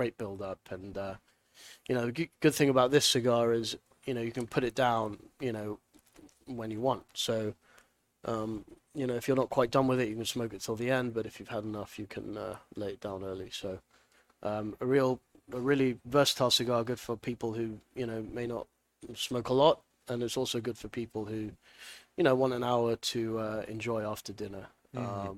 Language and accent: English; United Kingdom; moved away as an adult; also born or lived in Nicaragua / Hong Kong; now in United States; I was born in the UK